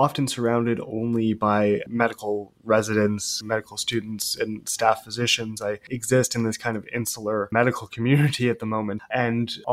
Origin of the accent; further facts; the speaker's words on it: Vancouver, British Columbia, Canada; I am originally from Vancouver